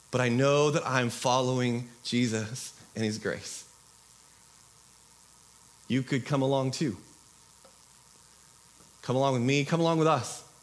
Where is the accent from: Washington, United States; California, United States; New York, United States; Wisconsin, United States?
Washington, United States; Uh, I'm from Southwest Washington.